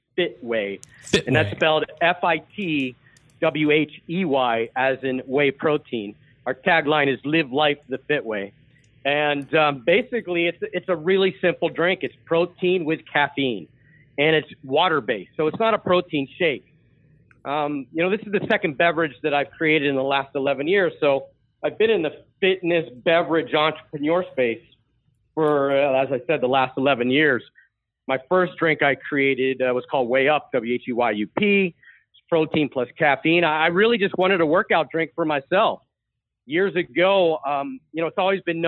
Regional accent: Pittsburgh, Pennsylvania, United States; moved away as an adult; also born or lived in Delaware; born and raised in Pittsburgh, graduated high school in 1984

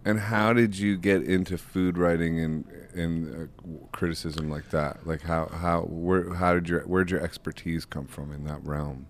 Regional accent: Akron, Ohio, United States; I'm from Akron, Ohio

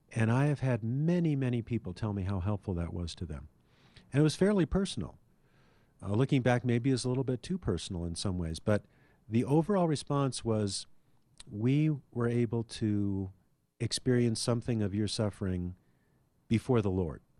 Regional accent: Anchorage, Alaska, United States; now in Denver, United States; We had three channels when I was growing up in Anchorage, Alaska

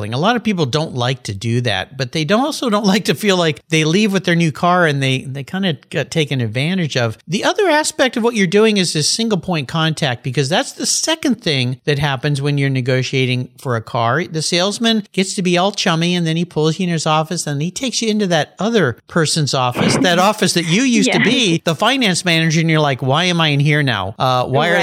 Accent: San Diego, California, United States; moved away; I grew up in San Diego

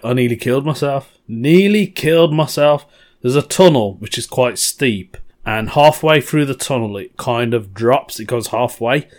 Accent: Birmingham, West Midlands, United Kingdom; I'm from Birmingham. Totally forgot to mention I'm from Birmingham. Yep, I'm a Brummie

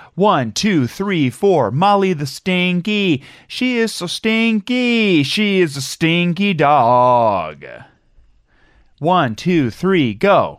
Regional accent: Madison, Ohio, United States; I'm from Madison

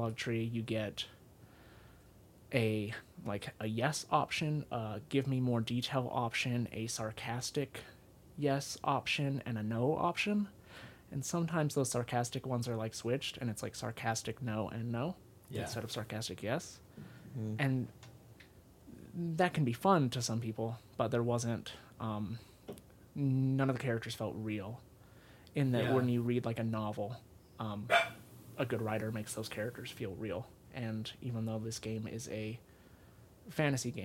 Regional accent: Salt Lake City, Utah, United States; also born or lived in South Carolina; born and raised in Utah near Salt Lake City. And then when I was in 7th grade, I lived in South Carolina for 3 years, and then I came back.

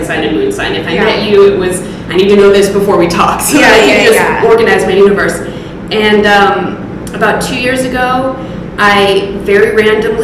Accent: Los Angeles, California, United States; also born or lived in Texas / New York; I'm originally from Texas. I moved to Los Angeles when I was 8, so I grew up here, grew up in the Valley in Studio City

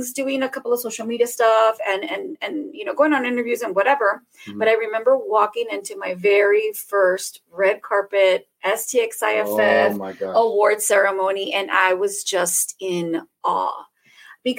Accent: Rio Grande Valley, South Texas, United States; It's in my neck of the woods in my hometown.

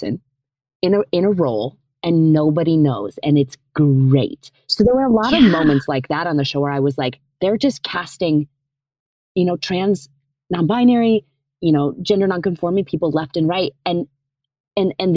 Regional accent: Tiffin, Iowa, United States; I was born in Iowa. I grew up in a town called Tiffin, T-I-F-F-I-N

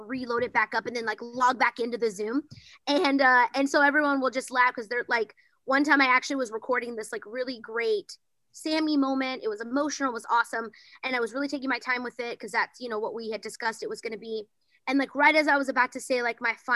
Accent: Bryan, Texas, United States; now in Los Angeles, United States; I'm originally from Bryan, Texas, but now I live in Los Angeles

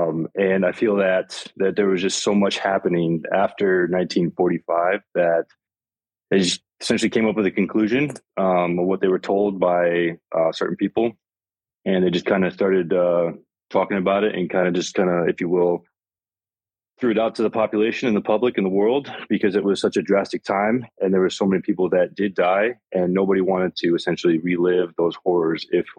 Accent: United States; I am from the United States.

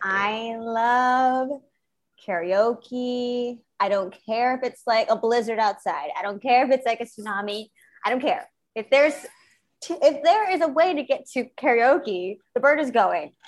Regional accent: outside of Philadelphia, Pennsylvania, United States; moved away as an adult; also born or lived in Brooklyn, New York; now in South of France, France; I grew up in a small, small town outside of Philadelphia, Pennsylvania.

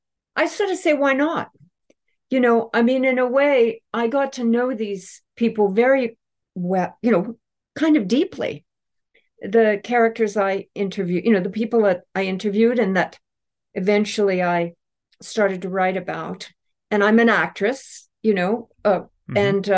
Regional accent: Canada; I'm Canadian.

